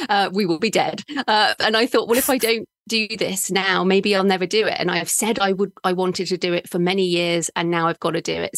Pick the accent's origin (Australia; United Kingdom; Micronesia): United Kingdom; moved away; I'm a British woman